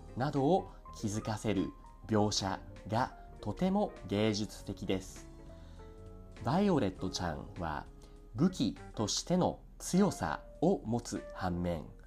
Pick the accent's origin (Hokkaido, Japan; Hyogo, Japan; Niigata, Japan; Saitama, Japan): Saitama, Japan; 日本生まれ埼玉育ちのアニメオタクである